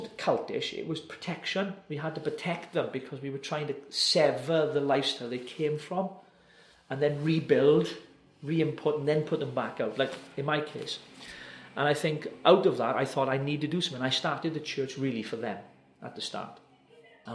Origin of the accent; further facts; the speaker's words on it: Wales, United Kingdom; a Welshman, as I am